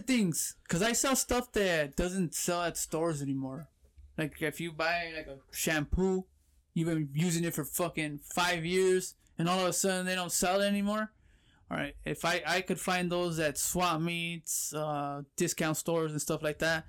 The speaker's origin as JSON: {"language": "English", "town": "Pomona", "region": "California", "country": "United States", "tie": "born or raised there", "also_born_or_lived": "Fullerton, California", "said": "Born and raised in California, grew up in Pomona."}